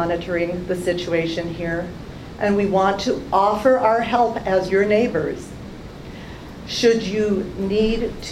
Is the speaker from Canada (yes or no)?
yes; Canada; now in United States; I'm a Canadian